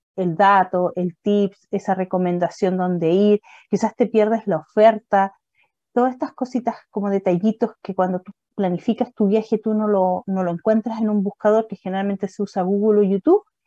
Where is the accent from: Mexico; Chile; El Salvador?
Chile; Puerto Varas, Los Lagos; Y soy de Puerto Vara